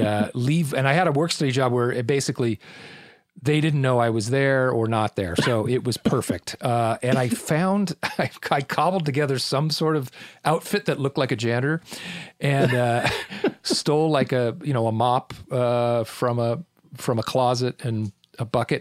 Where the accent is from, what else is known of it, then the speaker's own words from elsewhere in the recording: Irvine, California, United States; also born or lived in Newport Beach, California; I was born in Newport Beach, California, and grew up on the mean streets of Irvine.